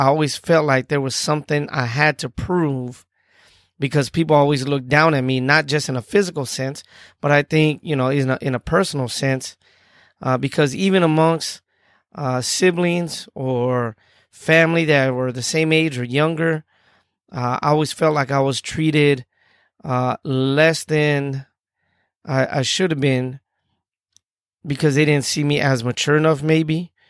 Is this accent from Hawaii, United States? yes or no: no; Tucson, Arizona, United States; I'm from Tucson, Arizona.